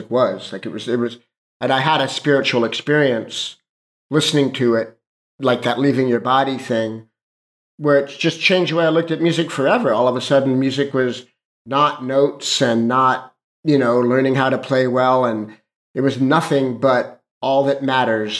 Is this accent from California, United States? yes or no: yes; Los Angeles, California, United States; I grew up in Hollywood